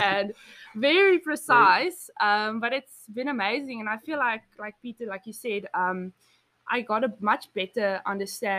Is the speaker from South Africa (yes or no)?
yes; Betty's Bay, Western Cape, South Africa; I'm from South Africa.